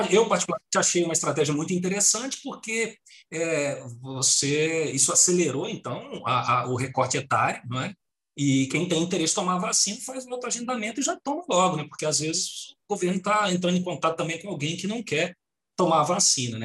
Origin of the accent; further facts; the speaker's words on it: Brazil; now in Portugal; nós somos brasileiros